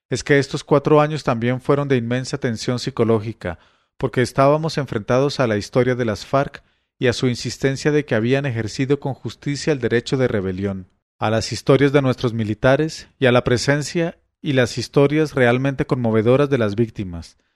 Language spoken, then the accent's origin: Spanish; Colombia; Eran momentos en que uno se reafirmaba como colombiano y entendía que aunque teníamos enormes diferencias y las seguimos teniendo, todos somos colombianos.